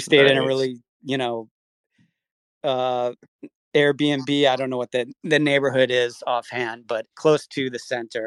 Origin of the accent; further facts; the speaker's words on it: Milwaukee, Wisconsin, United States; moved away; I grew up in Milwaukee, Wisconsin.